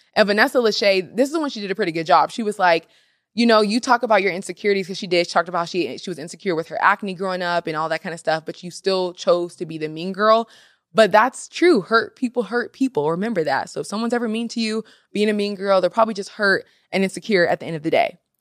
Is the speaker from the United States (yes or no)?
yes; Seattle, Washington, United States; this season was actually in Seattle, Washington, so my hometown.